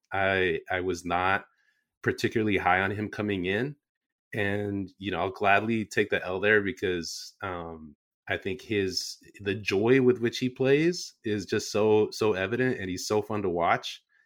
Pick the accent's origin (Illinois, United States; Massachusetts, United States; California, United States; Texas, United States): California, United States; San Jose; born and raised in San Jose